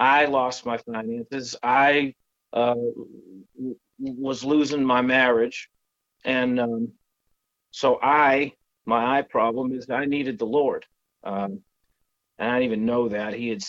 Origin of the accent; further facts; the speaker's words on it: Northeast, United States; moved away; I grew up in the Northeast